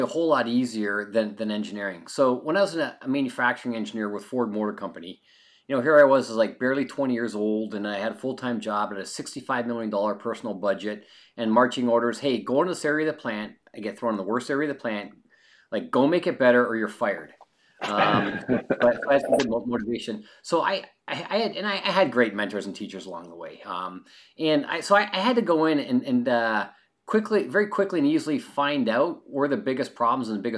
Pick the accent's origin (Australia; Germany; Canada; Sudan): Canada; now in California, United States; I'm a Canadian.